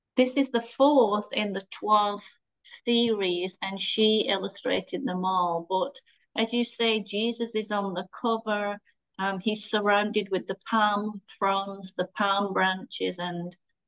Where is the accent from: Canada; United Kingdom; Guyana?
United Kingdom; England; moved away as an adult; now in Michigan, United States; you can hear I'm from Britain.